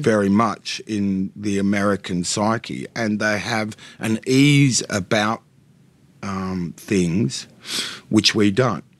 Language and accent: English; Australia; I'm not pretending I'm not an Australian. I very much am.